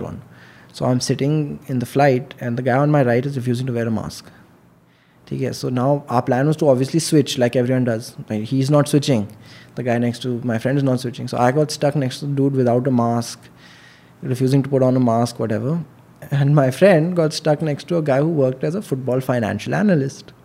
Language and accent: English; Delhi, India; I am born and brought up in Delhi.